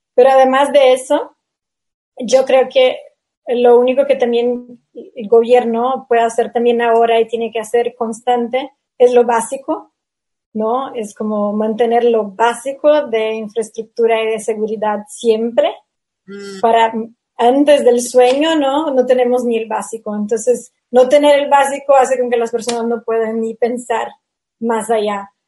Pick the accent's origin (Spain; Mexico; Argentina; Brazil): Brazil; Spanish is a second language; como soy de Brasil